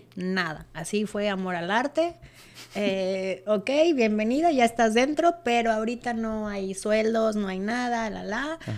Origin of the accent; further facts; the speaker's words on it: Monterrey, Nuevo León, Mexico; moved away as an adult; yo soy de Monterrey, Nuevo León